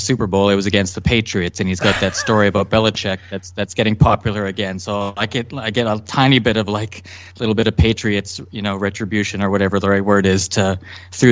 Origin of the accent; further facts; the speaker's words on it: Canada; I played hockey as is legal law in Canada until I was 16 or 17.